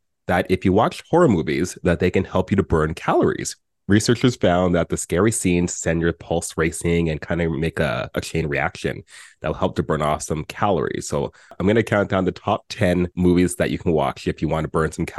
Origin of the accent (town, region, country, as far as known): Canada